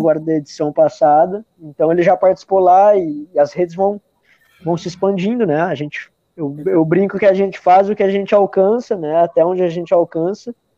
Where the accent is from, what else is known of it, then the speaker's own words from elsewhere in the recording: Araraquara, São Paulo, Brazil; moved away; also born or lived in Pelotas, Rio Grande do Sul; Eu sou do interior de São Paulo, Araraquara